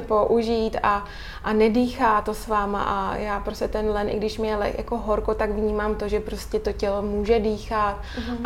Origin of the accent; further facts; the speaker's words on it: Czechia; also born or lived in England; u nás v Čechách